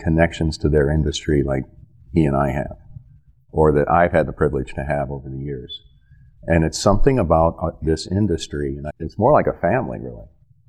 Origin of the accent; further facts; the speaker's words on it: Sandusky, Ohio, United States; look, I'm from Sandusky, Ohio. At one time was the headquarters of Hein Gindel Paper Company